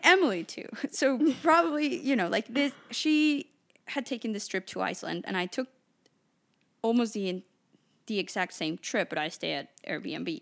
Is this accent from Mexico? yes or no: yes; Mexico City, Mexico; moved away; I grew up in Mexico City